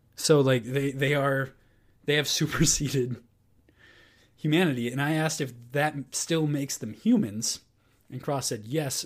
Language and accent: English; United States; we are American